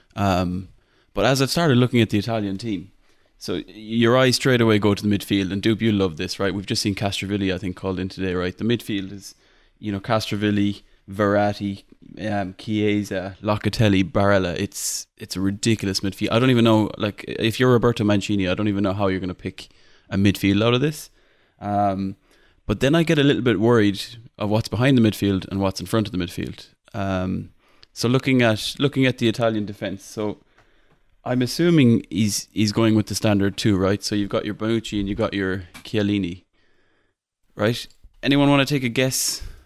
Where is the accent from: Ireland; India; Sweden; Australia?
Ireland; accent: Irish; my Irish accent